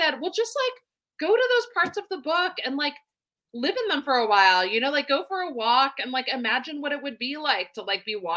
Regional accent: Seattle, Washington, United States; I grew up in the Seattle area.

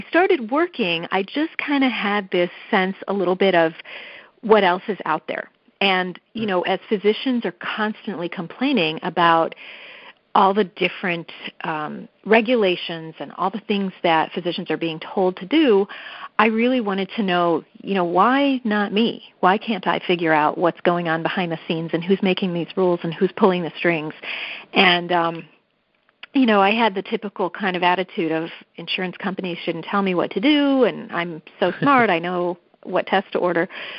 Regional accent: Cleveland, Ohio, United States; I did grow up in Cleveland, Ohio

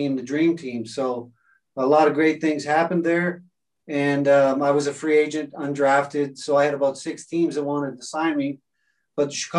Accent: Carman, Manitoba, Canada; moved away; I grew up in Carmen, Manitoba

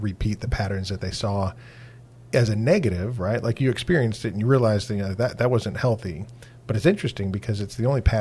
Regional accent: Wisconsin, United States; I'm from Wisconsin

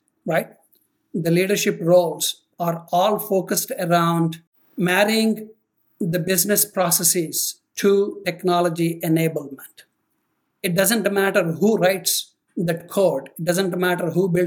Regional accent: Rajahmundry, Andhra Pradesh, India; moved away as an adult; also born or lived in Atlanta; now in United States; I was brought up in India, born in a highly orthodox family

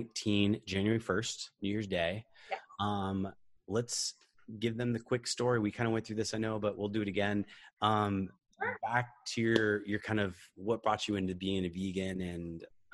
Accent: Bellevue, Washington, United States; my hometown in the Bellevue area of Seattle.

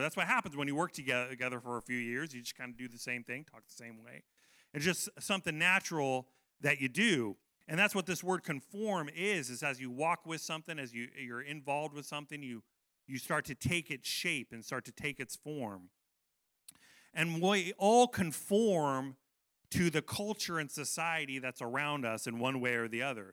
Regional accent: United States; I love being American

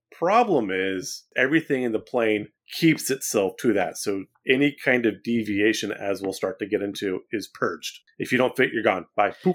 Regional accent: Central California, United States; now in East Tennessee, United States; I grew up in Central California where it is very, very flat

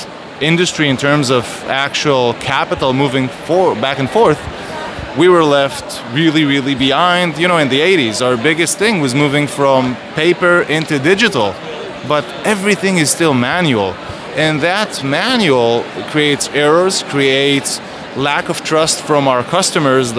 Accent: Israel; I'm from Israel

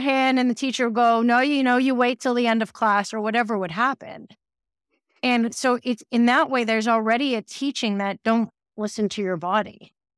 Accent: New York City, New York, United States; moved away; I'm from New York City originally. I'm half Canadian, half American, but I grew up between like Brooklyn and Manhattan

